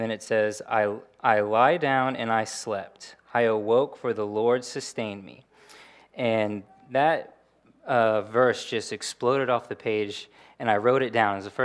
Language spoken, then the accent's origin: English; Williamsburg, Virginia, United States; I grew up in Williamsburg, Virginia, just down the road.